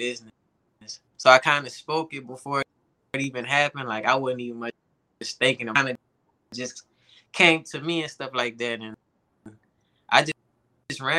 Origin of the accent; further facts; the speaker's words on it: New Orleans, Louisiana, United States; now in Texas, United States; I'm from New Orleans, Louisiana